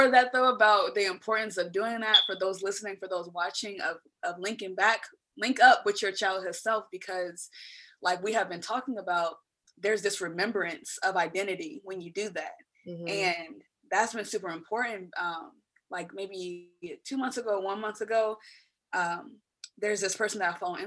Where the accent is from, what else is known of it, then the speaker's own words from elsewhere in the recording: Dayton, Ohio, United States; born and raised in the Midwest in Dayton, Ohio.